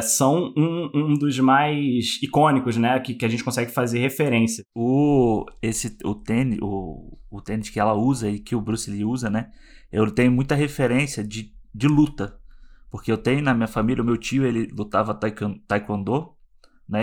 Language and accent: Portuguese; Rio de Janeiro, Brazil; now in Vancouver, Canada; sou carioca, relações públicas